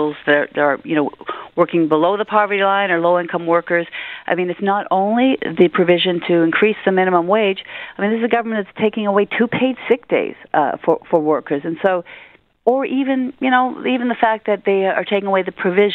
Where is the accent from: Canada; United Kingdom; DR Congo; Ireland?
Canada; Hamilton, Ontario; I'm from Hamilton